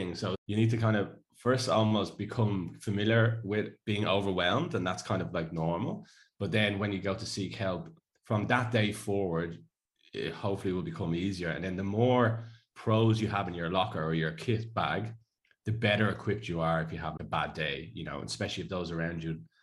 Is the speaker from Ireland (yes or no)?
yes; Ireland; moved away; I'm Irish